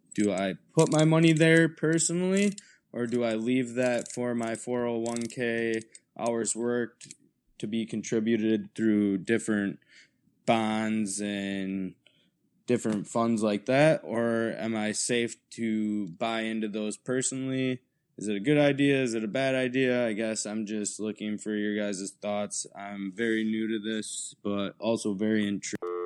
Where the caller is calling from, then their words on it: Wisconsin, United States; I'm calling from Wisconsin